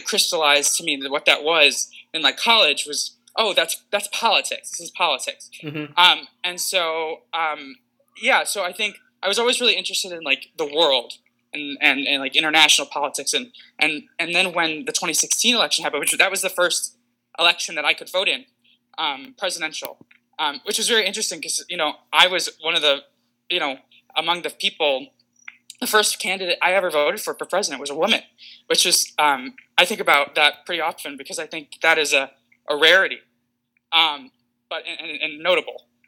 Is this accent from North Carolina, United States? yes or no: no; West Bloomfield Township, Michigan, United States; my hometown, I'm from West Bloomfield Township